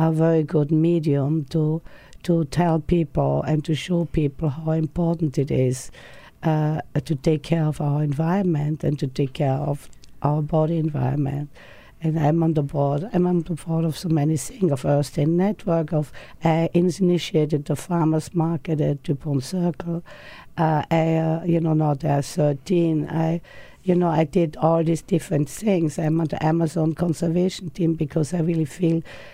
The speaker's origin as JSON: {"language": "English", "country": "Austria", "tie": "born or raised there", "moved": "yes", "lives_now": "United States", "said": "I came from Austria, where I think people are pretty healthy, outdoor exercise and fresh food."}